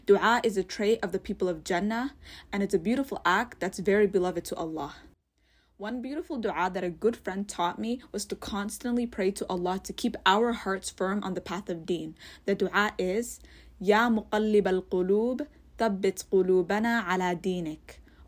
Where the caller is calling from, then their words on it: Toronto, Ontario, Canada; I'm a listener from Toronto.